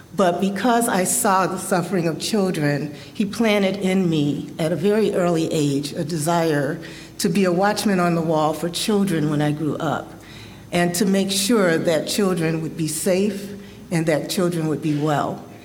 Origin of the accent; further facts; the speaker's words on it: Chicago, Illinois, United States; I was born and raised in Chicago